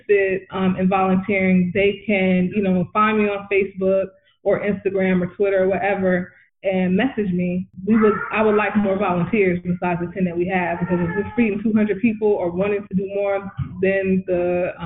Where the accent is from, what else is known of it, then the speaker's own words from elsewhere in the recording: California, United States; now in Atlanta, United States; I'm originally from California